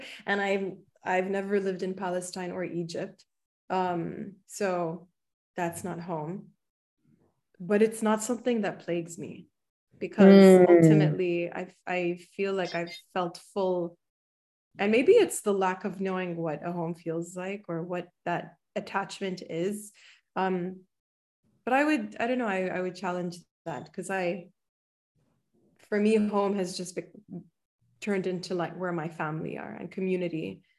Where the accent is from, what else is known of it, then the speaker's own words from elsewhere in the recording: Bahrain; I grew up in Bahrain.